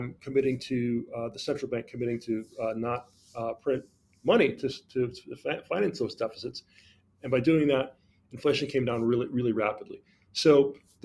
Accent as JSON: {"language": "English", "country": "Jamaica", "moved": "yes", "said": "But I'm from Jamaica originally"}